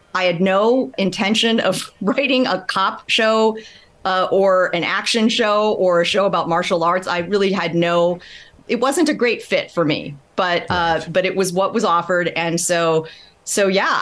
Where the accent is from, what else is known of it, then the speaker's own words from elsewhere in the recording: Midwest, United States; I grew up in the Midwest. I was the daughter of Taiwanese immigrants